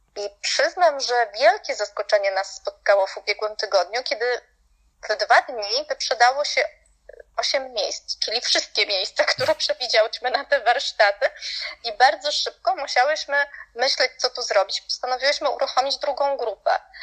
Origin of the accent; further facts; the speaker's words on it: Poland; also born or lived in Salzburg; ja jako Polka